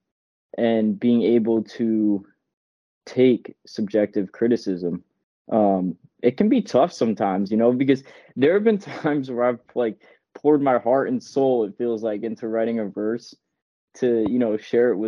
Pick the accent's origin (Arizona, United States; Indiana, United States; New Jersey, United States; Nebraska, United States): New Jersey, United States; moved away as an adult; also born or lived in Boston; now in Bronx, United States; I grew up in New Jersey